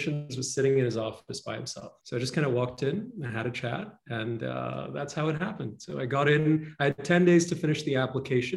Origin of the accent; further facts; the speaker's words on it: Dubai, United Arab Emirates; moved away as an adult; also born or lived in Toronto, Canada; now in Los Angeles, United States; I grew up in a monarchy. I grew up in Dubai.